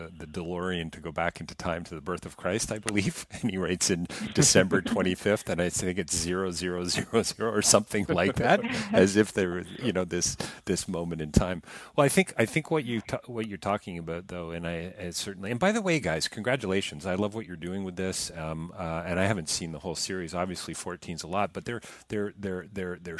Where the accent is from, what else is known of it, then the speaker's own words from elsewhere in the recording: Canada; I'm several generation Canadian on one side, and I'm British on another